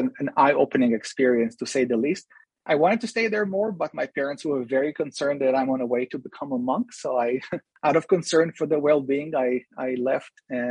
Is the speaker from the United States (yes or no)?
no; Israel; moved away; also born or lived in Jerusalem; I was born in Israel, and I spent most of my young adult life in Jerusalem